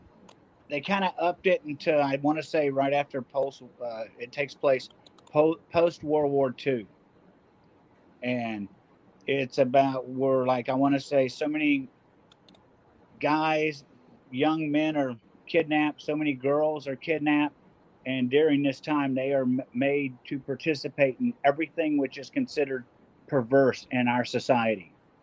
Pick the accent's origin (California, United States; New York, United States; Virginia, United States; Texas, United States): Texas, United States; Corpus Christi; born there; also born or lived in Minnesota; Actually, I was born in Corpus, but when I was younger, we spent some time up in Minnesota because my dad was a auto mechanic, aircraft mechanic, and he got a job up there teaching.